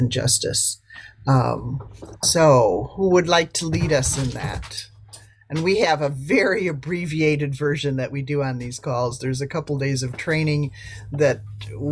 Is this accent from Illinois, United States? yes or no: yes; Lockport, Illinois, United States; from Lockport, Illinois, near Chicago